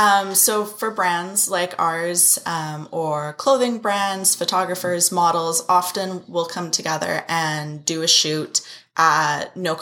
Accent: Abbotsford, British Columbia, Canada; In Abbotsford.

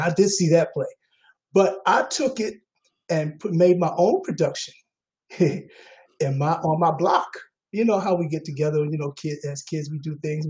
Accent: New York City, New York, United States; I'm from New York. I'm from Queens, New York, St. Albans, Queens, or Hollis, as everyone would know it by.

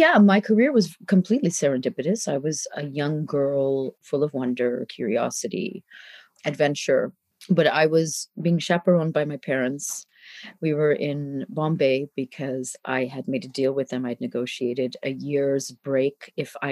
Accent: Canada; moved away as an adult; when I was growing up in Canada

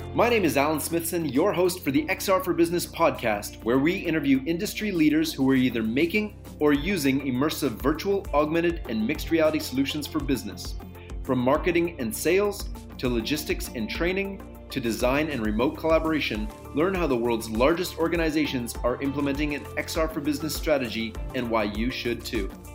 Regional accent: Canada; I'm Canadian

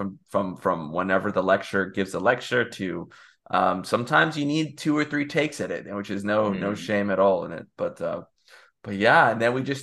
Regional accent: Texas, United States; moved away as an adult; now in Birmingham, United States; I'm from Texas

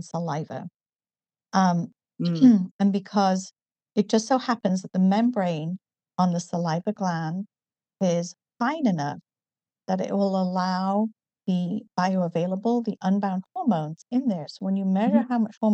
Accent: Newcastle upon Tyne, North East England, United Kingdom; accent: northern; moved away as an adult; now in United States; I grew up in the northeast of England in a town called Newcastle. So I have a slightly more northern accent than a southern English accent

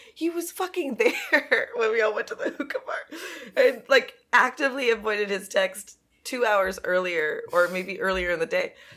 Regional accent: Los Angeles, California, United States; I was from the Valley

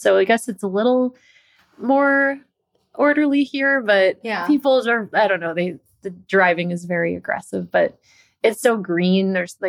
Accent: Canada; Actually, like based on where I grew up in Canada, uh-huh. I've been to like North Dakota, which is like the least exciting part.

